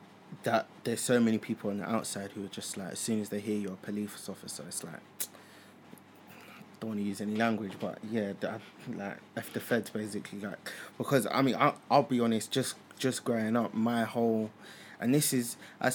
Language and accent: English; London, United Kingdom; where I grew up in Collindale, in Graham Park, which is down the road from where the police college was.